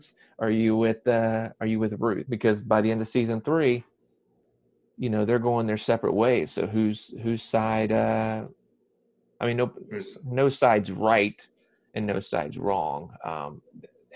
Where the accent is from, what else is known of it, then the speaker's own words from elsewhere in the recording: Lake Wylie, South Carolina, United States; moved away as an adult; also born or lived in Savannah, Georgia / Charlotte, North Carolina; now in Atlanta, United States; I was born in Savannah, Georgia, but I grew up in Lake Wylie, South Carolina